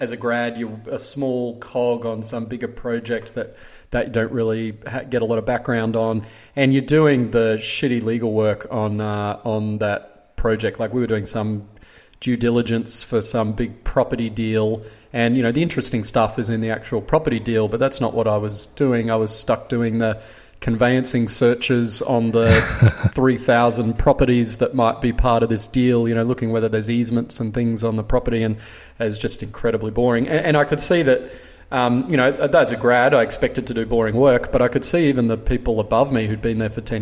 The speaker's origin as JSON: {"language": "English", "town": "Brisbane", "region": "Queensland", "country": "Australia", "tie": "born or raised there", "said": "I grew up in Brisbane, studied commerce and law at University of Queensland"}